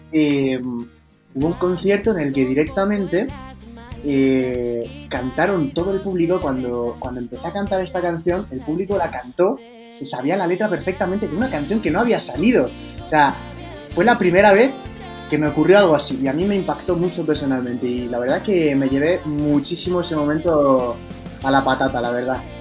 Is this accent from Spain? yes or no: yes; Madrid, Community of Madrid, Spain; somos de Madrid, España